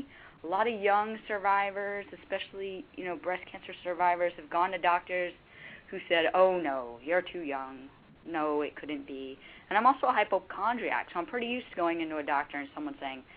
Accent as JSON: {"language": "English", "town": "Boston", "region": "Massachusetts", "country": "United States", "tie": "born or raised there", "said": "Because I grew up in Boston."}